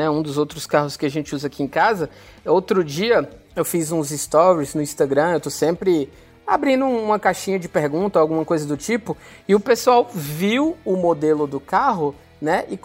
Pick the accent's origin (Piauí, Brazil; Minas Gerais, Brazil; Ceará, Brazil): Ceará, Brazil; Fortaleza; eu falei que recentemente eu fiz uma viagem e sou de Fortaleza, né?